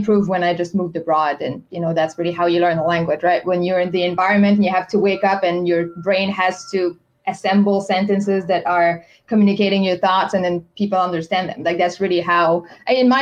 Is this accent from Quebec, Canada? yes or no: yes; Quebec City, Quebec, Canada; first language French; English is a second language; moved away as an adult; also born or lived in China / Spain; I'm from Quebec City.